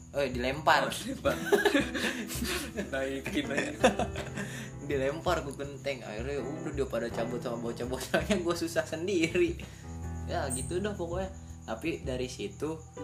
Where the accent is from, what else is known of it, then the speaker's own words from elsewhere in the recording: Bogor, West Java, Indonesia; gue dari kecil di Campea SD di Campea